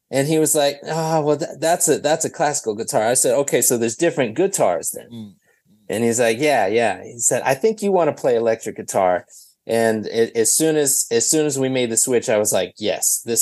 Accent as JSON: {"language": "English", "town": "Minneapolis", "region": "Minnesota", "country": "United States", "said": "Thankfully, I'm not there right at this moment. I'm currently on tour in Atlanta, but yeah, yeah I'm from Minneapolis."}